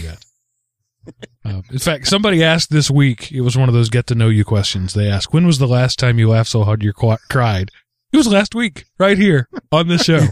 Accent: East Texas, United States; When I was a kid growing up in East Texas, I threw thousands of bales of hay

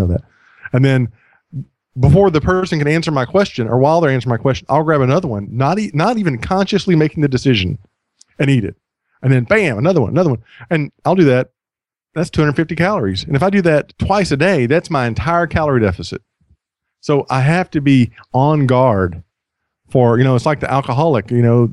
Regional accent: United States; I'm an American

